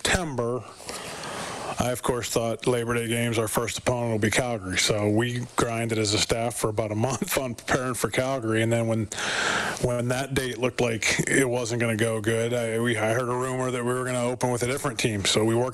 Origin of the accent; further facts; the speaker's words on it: United States; moved away as an adult; also born or lived in Montreal / Toronto; now in Edmonton, Canada; as an American like I have